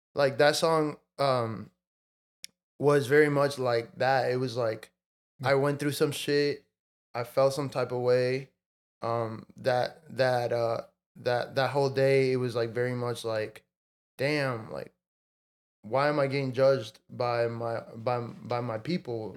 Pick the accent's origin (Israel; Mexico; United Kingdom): Mexico; now in United States; I was born in Mexico and I, I, I grew up in Mexico for part of life and then I moved to the states.